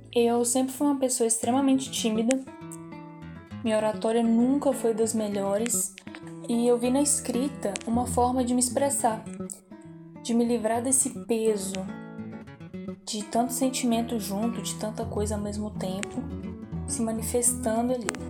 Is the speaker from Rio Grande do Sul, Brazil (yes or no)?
no; Ouro Preto, Minas Gerais, Brazil; tenho 18 anos, sou de Ouro Preto